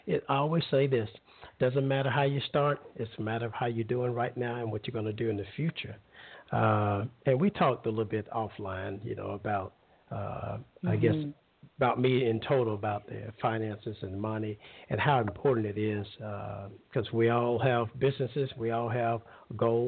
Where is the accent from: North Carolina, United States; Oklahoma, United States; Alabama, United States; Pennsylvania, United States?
Alabama, United States; lower; now in Los Angeles, United States; lower Alabama is where I'm from